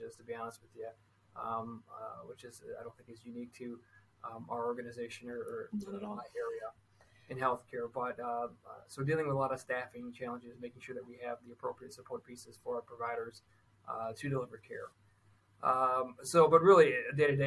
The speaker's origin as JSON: {"language": "English", "region": "Michigan", "country": "United States", "said": "I'm from Michigan"}